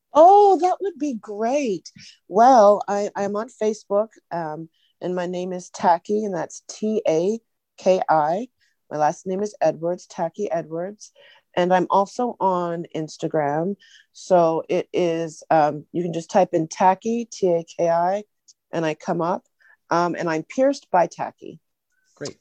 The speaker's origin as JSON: {"language": "English", "country": "Canada", "moved": "yes", "lives_now": "Huntsville, United States", "said": "I am from Canada. My parents are Trinidadian"}